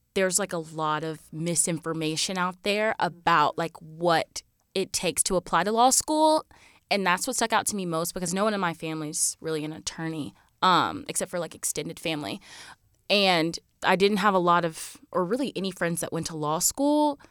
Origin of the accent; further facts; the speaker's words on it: rural South Carolina, United States; moved away as an adult; also born or lived in Georgia / Lexington, South Carolina; I'm from Plumber in South Carolina, which is about forty-five minutes from the border of Georgia